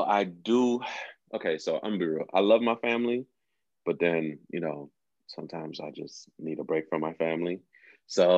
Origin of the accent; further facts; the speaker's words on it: Haiti; I'm not American. I'm Haitian.